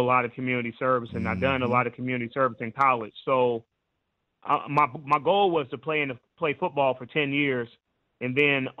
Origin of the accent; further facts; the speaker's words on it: Indianapolis, Indiana, United States; also born or lived in Kentucky; I'm from Indianapolis, Indiana.